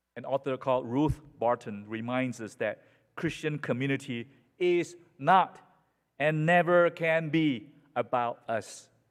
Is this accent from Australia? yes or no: no; Malaysia; now in United States; in Malaysia, in my hometown